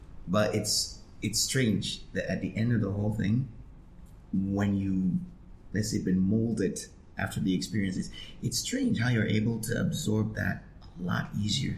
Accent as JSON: {"language": "English", "country": "Ghana", "said": "I find that very strange, especially in, I'm Ghanaian, but especially in this country, I find that very strange."}